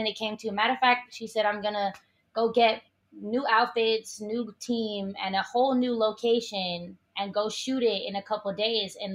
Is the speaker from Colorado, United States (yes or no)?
no; Oakland, California, United States; growing up in Oakland